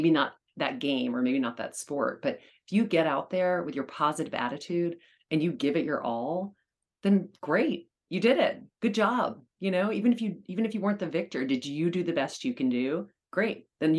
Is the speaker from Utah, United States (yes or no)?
no; New York, United States; which as a New Yorker, you know, you should never